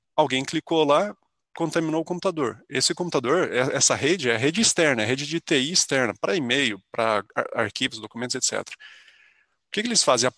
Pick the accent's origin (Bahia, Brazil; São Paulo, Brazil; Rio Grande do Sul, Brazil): São Paulo, Brazil; São José dos Campos; moved away as an adult; now in São Carlos, Brazil; ainda em São José dos Campos, que é onde eu nasci, eu fiz colégio técnico lá, na ETEP